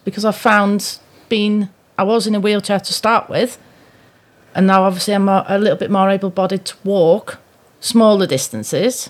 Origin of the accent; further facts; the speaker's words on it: Pudsey, Yorkshire and the Humber, United Kingdom; now in Shrewsbury, United Kingdom; originally I come from Yorkshire